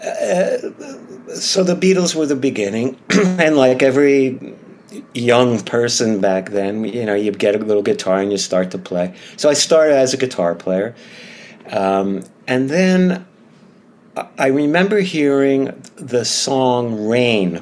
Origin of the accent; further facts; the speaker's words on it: Eastham, Massachusetts, United States; I grew up in Eastham, Cape Cod, Massachusetts